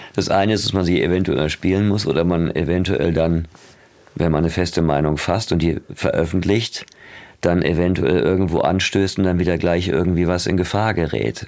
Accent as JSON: {"language": "German", "area": "Ruhr area", "region": "North Rhine-Westphalia", "country": "Germany", "tie": "born or raised there", "said": "Das war halt so Ruhrgebiet wie jetzt auch, das Armenhaus quasi ähm, der BRD. Jetzt ist es das Armenhaus von Gesamtdeutschland da wo ich aufgewachsen bin"}